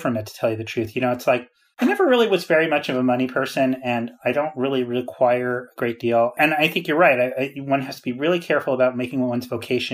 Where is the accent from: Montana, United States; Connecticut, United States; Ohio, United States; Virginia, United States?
Connecticut, United States; Greenwich; moved away; I grew up in Greenwich, Connecticut